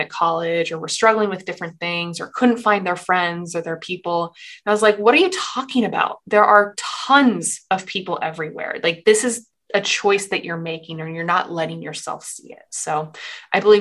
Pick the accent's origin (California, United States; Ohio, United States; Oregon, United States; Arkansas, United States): Oregon, United States; Portland; moved away as an adult; also born or lived in Boston; I'm from Portland, Oregon. I went to college out in Boston